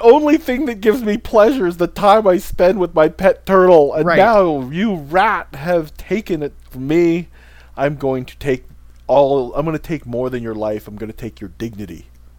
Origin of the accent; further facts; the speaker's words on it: Midwest, United States; I grew up in the Midwest where people do shoot ducks and deer and all these other things